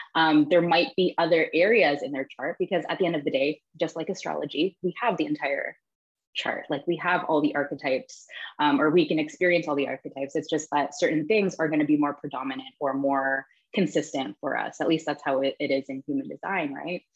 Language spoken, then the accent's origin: English; Toronto, Ontario, Canada; now in Barcelona, Spain; I'm originally from Toronto, Canada, but I'm currently living in Barcelona with my husband and my four year old daughter